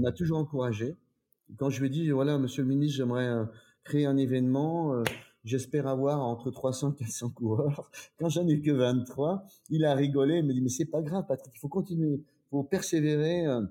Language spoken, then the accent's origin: French; Troyes, Grand Est, France; je suis d'origine de Troyes, en Champagne.